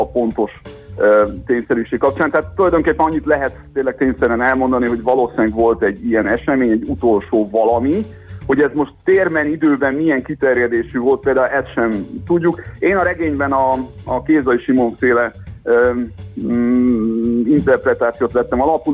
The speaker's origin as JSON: {"language": "Hungarian", "region": "Great Hungarian Plain", "country": "Hungary", "said": "magam is alföldi vagyok"}